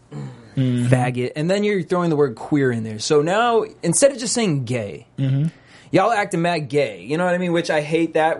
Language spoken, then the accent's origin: English; Boston, Massachusetts, United States; moved away; also born or lived in New York; I'm from Boston, but lived in New York for like 5 years